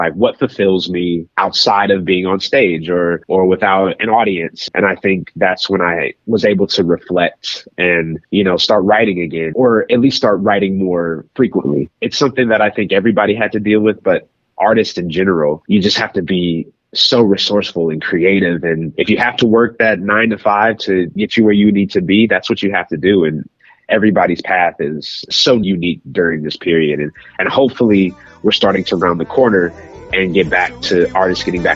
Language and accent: English; Kansas City, Missouri, United States; moved away; it explores the themes of my hometown roots. Kansas City is such a fiber of my being